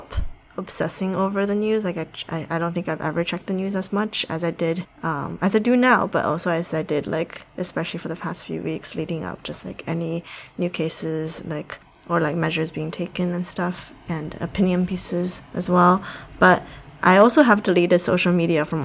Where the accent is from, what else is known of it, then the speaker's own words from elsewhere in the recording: Shanghai, China; now in United States; I grew up in Shanghai